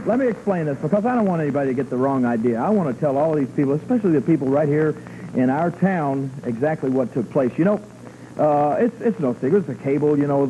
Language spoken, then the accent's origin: English; Memphis, Tennessee, United States; I'm from Memphis